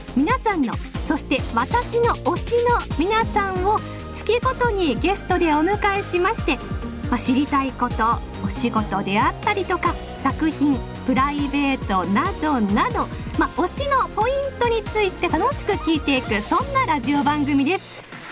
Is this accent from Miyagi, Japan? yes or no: yes; Sendai, Miyagi, Japan; moved away; also born or lived in Kagoshima; 出身は宮城県仙台市です。